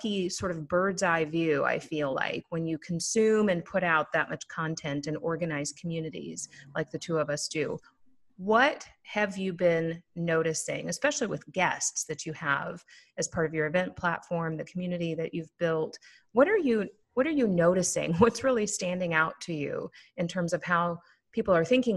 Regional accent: Minneapolis, Minnesota, United States; I hail from Minneapolis, Minnesota, the home of the Minnesota Vikings

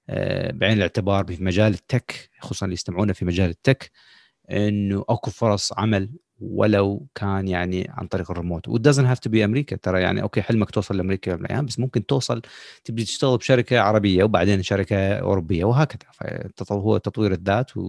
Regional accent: Iraq; moved away; ما نعتبر يعني هسه جايين من العراق نحن خلينا نقول صار لنا فتره هنا

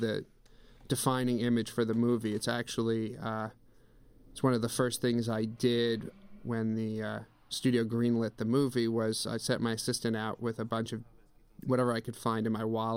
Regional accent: United States; as an American filmmaker

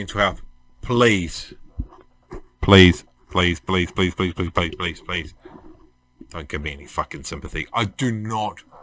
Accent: Tawa, Wellington, New Zealand; now in Red Beach, New Zealand; I was brought up in Tawa, in New Zealand

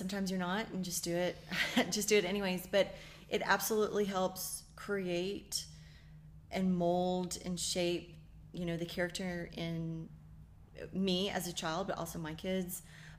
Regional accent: Daytona Beach, Florida, United States; And my dad used to tow airplanes up and, you know, the banners up and down. I'm from Daytona Beach. He used to tow those banners.

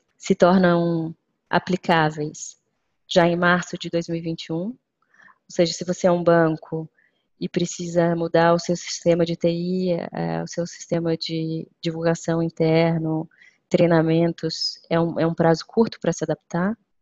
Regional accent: Brazil; moved away; o Brasil, que é enfim, o país é, de onde eu venho

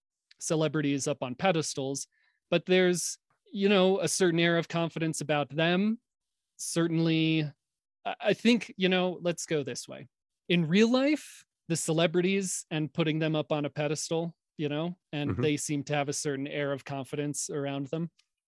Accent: New York, United States; Not a confident kid at all. I grew up in a time, I don't know how many younger listeners you have, John, but if they're out there, listen to this.

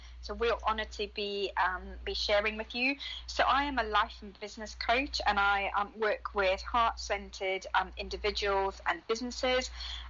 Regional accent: Zimbabwe; we grew up in Zimbabwe in Africa

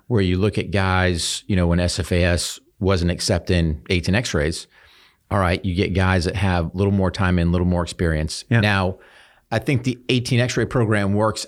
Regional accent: New Hampshire, United States; I grew up in New Hampshire

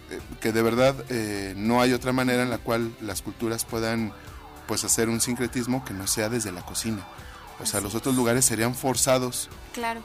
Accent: Mexico; como mexicanos comemos muchas especias

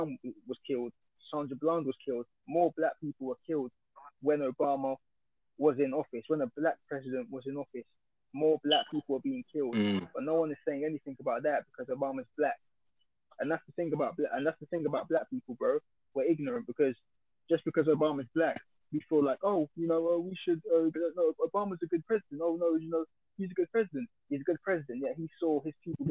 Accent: United Kingdom; we're British

